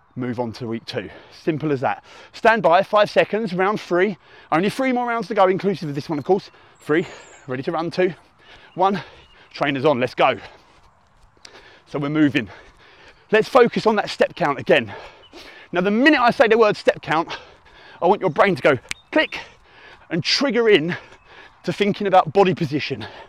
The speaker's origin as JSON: {"language": "English", "area": "Essex", "region": "East of England", "country": "United Kingdom", "accent": "hybrid Essex", "said": "my dulcet hybrid Essex tones, my UK accent"}